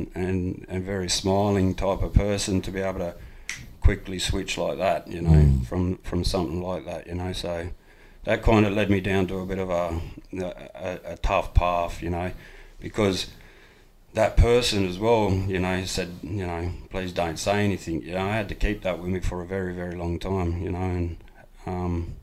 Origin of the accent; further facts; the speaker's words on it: Ivanhoe, New South Wales, Australia; I'm a proud Nyampa man from out in Ivanhoe, New South Wales